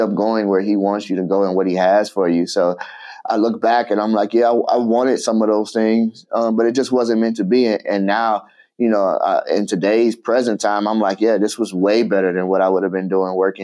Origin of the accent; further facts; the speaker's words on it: Chicago, Illinois, United States; I grew up in Chicago